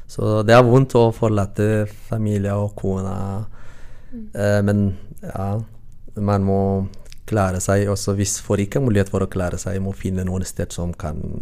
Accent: Eritrea; Norwegian is a second language; moved away as an adult; now in Norway; Jeg kommer fra Eritrea

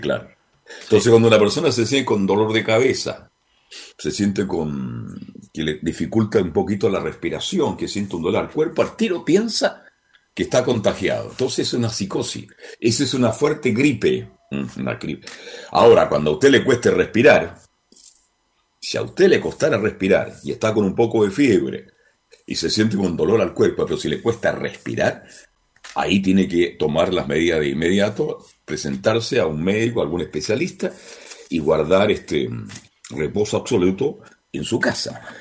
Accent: Chile; Yo soy un chileno común y como corriente como todos ustedes

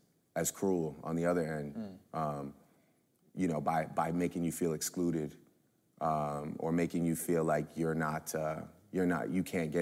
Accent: Canada; like being light-skinned, you know, being Canadian

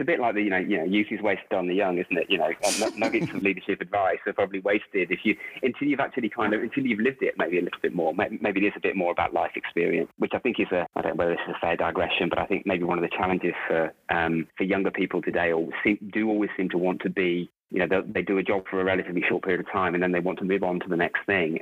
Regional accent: Rugby, West Midlands, United Kingdom; moved away as an adult; also born or lived in Warrington; now in Melbourne, Australia; I am originally from Rugby in the UK. Uh, born, born actually in uh, Warrington first, but then moved back down to Rugby with my parents when uh, I was about a year old, and lived there till I was 18.

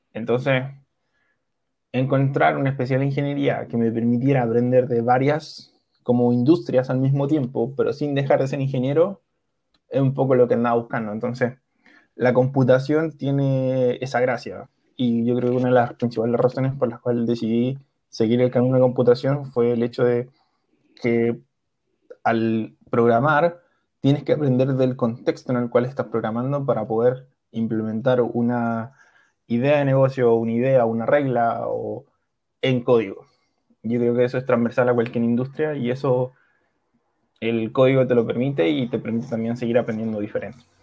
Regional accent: Chile; also born or lived in Milan, Italy; yo soy chileno, estudié mi universidad en Chile

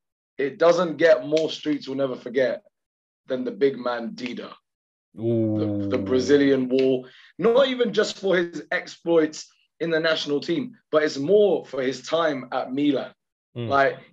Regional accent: Pakistan; I'm just biased because I'm Pakistani

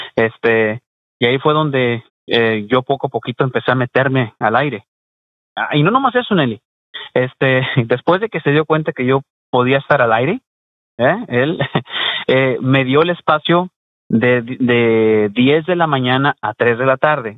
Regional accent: Mexico; now in Houston, United States; soy mexicano y trabajo en radio mexicana

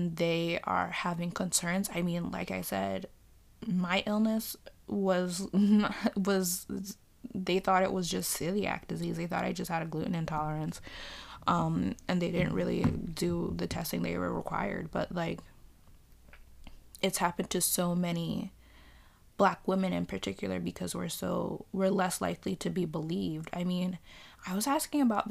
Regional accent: New York City, New York, United States; I'm a New Yorker. Purebred New Yorker

